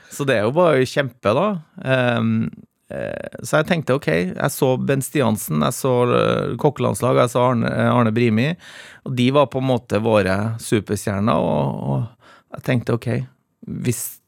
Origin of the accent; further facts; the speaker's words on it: Trøndelag, Norway; Jeg kom jo fra Trøndelag